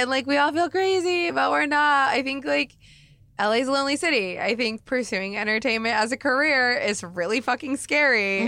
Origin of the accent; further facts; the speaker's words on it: Oregon, United States; now in Los Angeles, United States; I grew up in Oregon, which is hella white